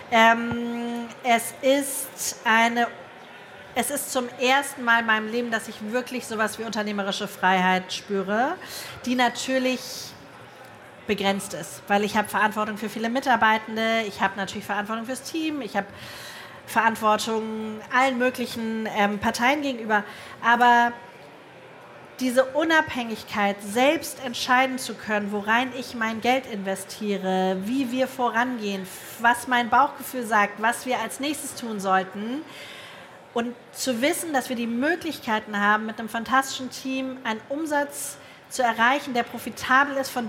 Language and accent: German; Hamburg, Germany; Ich komme aus Hamburg, da sagt man Herrentoilette.